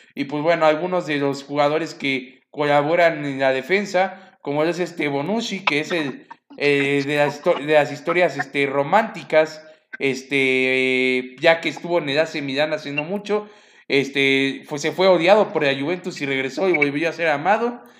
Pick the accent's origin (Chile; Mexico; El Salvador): Mexico; como mexicanos